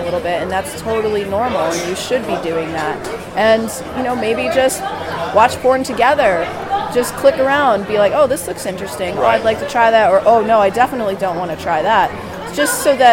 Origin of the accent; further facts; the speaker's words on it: Boston, Massachusetts, United States; moved away as an adult; now in Providence, United States; I was born and raised in Boston originally